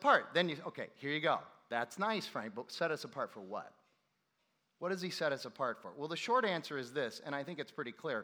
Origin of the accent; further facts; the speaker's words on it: Ireland; I am not an Irish Christian. I am a Christian who happens to be Irish. Which, by the way, as an Irish guy